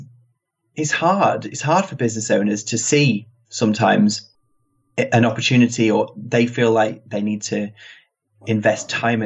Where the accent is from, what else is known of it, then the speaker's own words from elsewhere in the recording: England, United Kingdom; accent: British; I've got the British accent